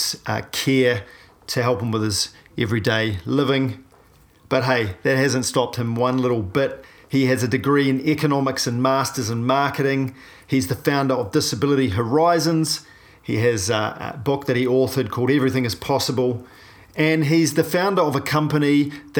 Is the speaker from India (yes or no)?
no; New Zealand; a paraplegic from New Zealand